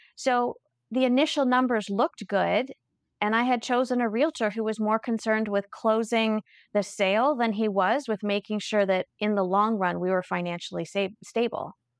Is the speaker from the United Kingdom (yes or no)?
no; Halifax, Nova Scotia, Canada; I was born in Halifax